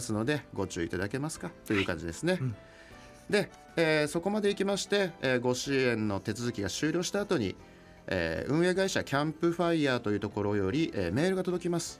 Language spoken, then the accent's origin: Japanese; Odawara, Kanagawa, Japan; moved away as an adult; now in Utsunomiya, Japan; 出身は神奈川県の小田原市というところで